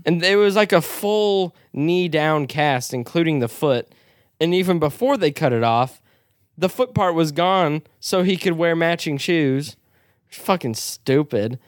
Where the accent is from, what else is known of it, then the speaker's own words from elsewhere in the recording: United States; as an American